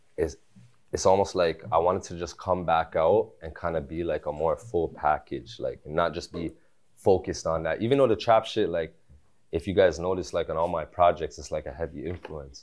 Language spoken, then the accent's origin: English; Toronto, Ontario, Canada; also born or lived in Malton, Mississauga, Ontario; I was born at Tobico General